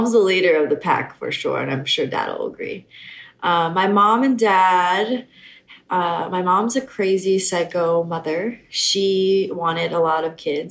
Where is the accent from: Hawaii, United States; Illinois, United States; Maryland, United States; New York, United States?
Hawaii, United States; Honolulu; We grew up in town, so we're townies. We grew up surfing in Waikiki.